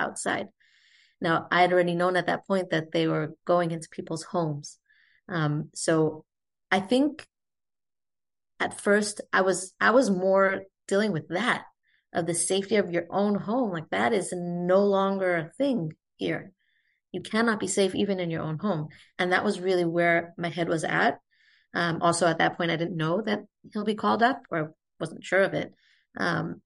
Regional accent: Israel; also born or lived in United States; I grew up in Israel to American parents, but grew up here.

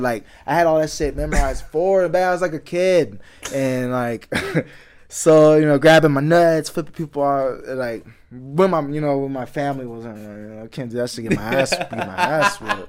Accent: Houston, Texas, United States; me growing up in the Houston area and, you know, going through stuff like that.

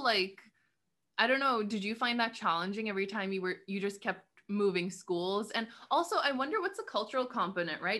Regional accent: Karachi, Sindh, Pakistan; I'm from Karachi

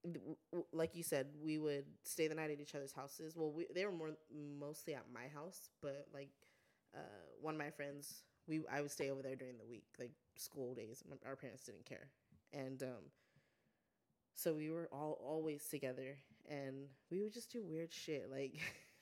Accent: Guadalupe, California, United States; also born or lived in Santa Maria, California; I grew up in Guad, which is a small town

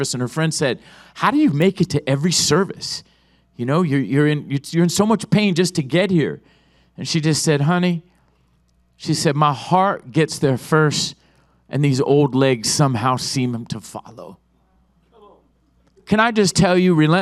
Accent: Oceanside, California, United States; I was raised in Oceanside

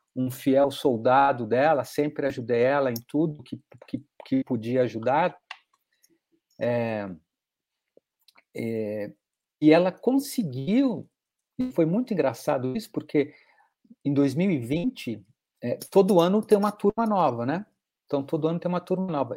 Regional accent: Belo Horizonte, Minas Gerais, Brazil; eu fui criado em Minas Gerais, em Belo Horizonte

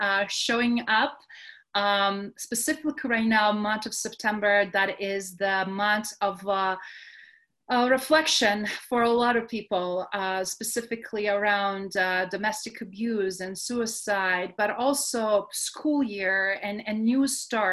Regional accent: Adriatic coast, Croatia; growing up in Croatia on Adriatic coast

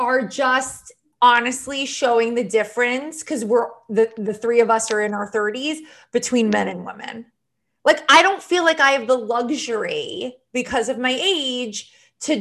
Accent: Long Island, New York, United States; I'm not really a native New Yorker. I'm from Long Island

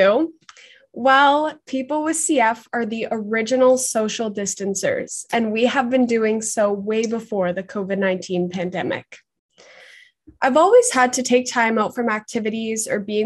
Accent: Markham, Ontario, Canada; I'm from Markham

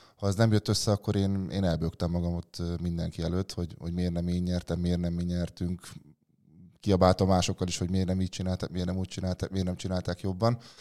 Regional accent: Réde, Komárom-Esztergom, Hungary; egy kis faluban rédéről származom, ott az iskolai focin kívül mással nem tudott megismerkedni nagyon az ember

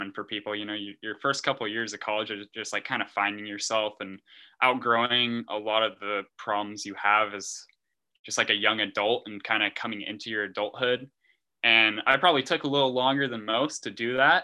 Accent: Lakeport, California, United States; moved away as an adult; now in San Luis Obispo, United States; I'm from Lakeport, California, which is a town you will never go

